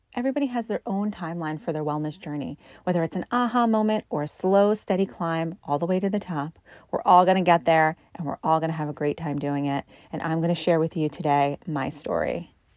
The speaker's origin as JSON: {"language": "English", "area": "just outside of Philly", "region": "Pennsylvania", "country": "United States", "moved": "yes", "lives_now": "Massachusetts, United States", "said": "I'm originally from Pennsylvania, just outside of Philly"}